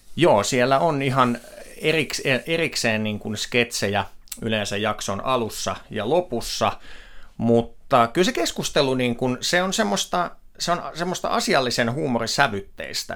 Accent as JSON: {"language": "Finnish", "town": "Myrskylä", "region": "Uusimaa", "country": "Finland", "tie": "born or raised there", "also_born_or_lived": "Helsinki", "moved": "as an adult", "said": "minä olen myrskyläläinen mies kotoisin sieltä Lasse Virenin kotipitäjästä ja sen jälkeen, kun sieltä lähdin Helsinkiin"}